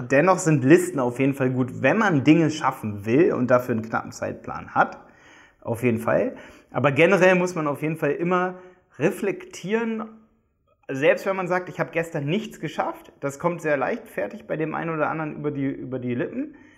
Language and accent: German; Hildesheim, Lower Saxony, Germany; moved away as an adult; now in Dresden, Germany; Wir kommen alle aus Hildesheim bei Hannover